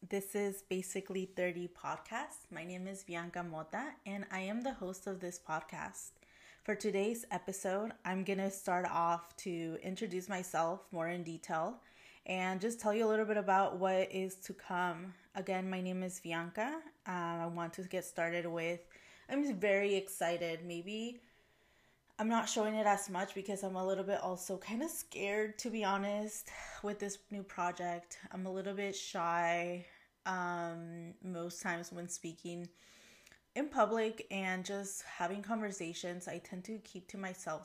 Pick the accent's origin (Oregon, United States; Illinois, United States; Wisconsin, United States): Oregon, United States; Portland; also born or lived in Puebla, Mexico; I grew up in this area